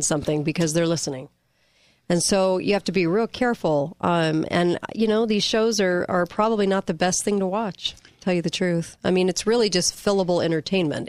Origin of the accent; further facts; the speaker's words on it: California, United States; moved away; I'm from California